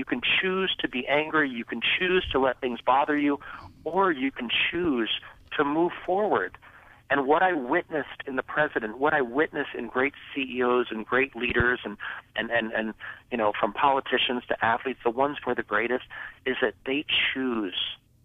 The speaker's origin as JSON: {"language": "English", "region": "Southern California", "country": "United States", "tie": "born or raised there", "said": "I grew up in Southern California."}